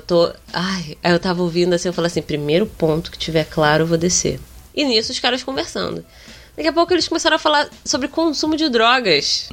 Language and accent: Portuguese; Rio de Janeiro, Brazil; accent: carioca